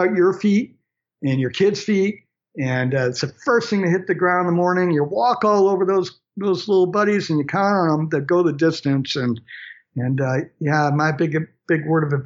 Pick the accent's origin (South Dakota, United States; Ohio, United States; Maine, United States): Maine, United States; I'm from Maine, just a good Maine kid that grew up in the woods myself